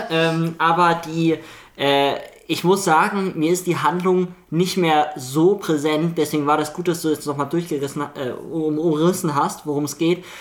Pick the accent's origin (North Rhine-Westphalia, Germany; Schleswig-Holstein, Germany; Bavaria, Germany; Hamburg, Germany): Hamburg, Germany; Ich komme eigentlich aus Hamburg ähm, und...